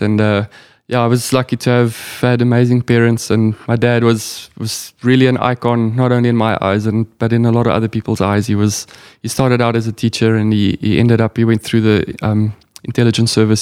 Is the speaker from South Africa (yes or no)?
yes; South Africa; being a South African